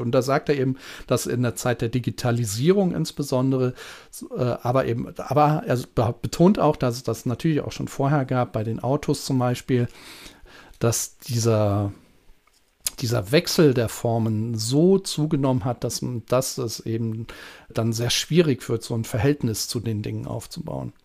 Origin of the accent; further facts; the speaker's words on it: Germany; bei uns in Deutschland